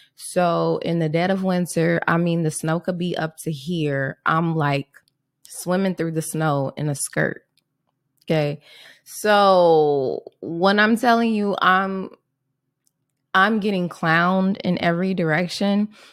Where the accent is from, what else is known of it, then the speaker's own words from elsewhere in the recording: Chicago, Illinois, United States; I grew up, um, Southside Chicago